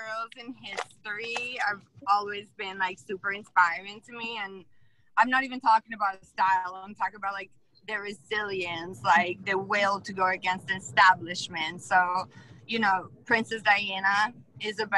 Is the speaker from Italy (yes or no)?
yes; Italy; English is a second language; now in United States; growing up in Italy